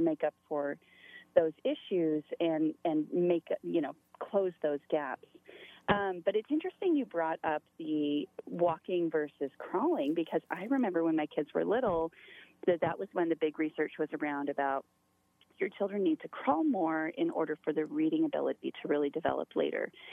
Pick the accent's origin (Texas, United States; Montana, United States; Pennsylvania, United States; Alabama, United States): Montana, United States; moved away as an adult; also born or lived in upstate New York; I'm originally from Montana